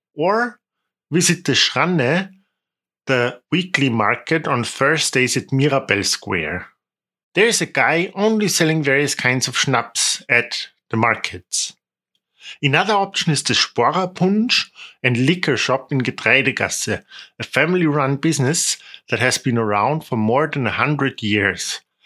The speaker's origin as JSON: {"language": "English", "region": "Salzburg", "country": "Austria", "said": "I'm a local from Salzburg"}